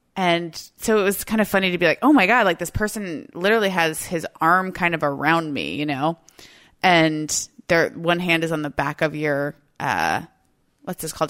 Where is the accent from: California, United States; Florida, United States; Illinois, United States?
Florida, United States; now in Seattle, United States; I'm from the South, I'm from Florida